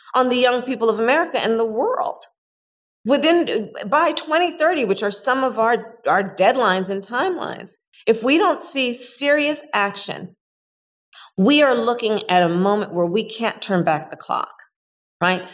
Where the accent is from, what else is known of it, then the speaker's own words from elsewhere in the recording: California, United States; my home state of california